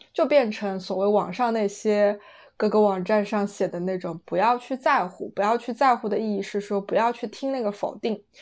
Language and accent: Chinese; China; now in London, United Kingdom; 离开了中国，当你来到英国，就是来到欧洲之后